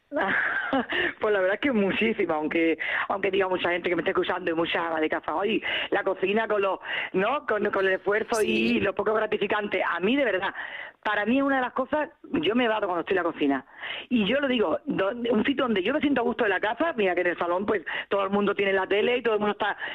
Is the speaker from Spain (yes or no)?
yes; southern Spain, Spain; moved away